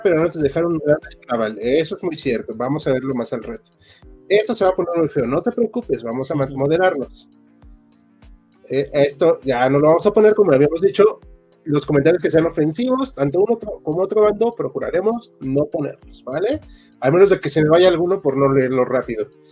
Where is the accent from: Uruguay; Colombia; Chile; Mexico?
Mexico; Mexico City; casi todos somos de Chilangolandia o Ciudad de México